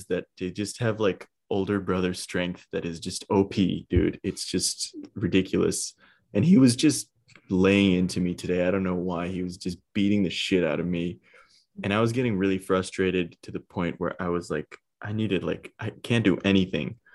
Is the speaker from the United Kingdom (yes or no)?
no; India; I'm Indian and I was a stoner in India, bro.